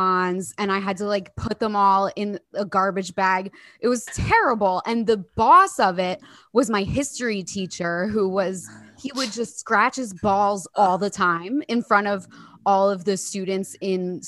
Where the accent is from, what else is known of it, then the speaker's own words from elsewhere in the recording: Jersey Shore, New Jersey, United States; moved away as an adult; now in United Kingdom; I grew up on the Jersey Shore